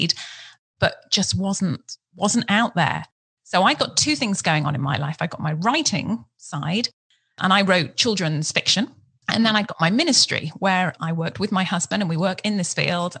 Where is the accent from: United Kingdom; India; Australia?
United Kingdom; England; moved away as an adult; now in United States; I was in a brand new country. You know, I come from England. So I'm in America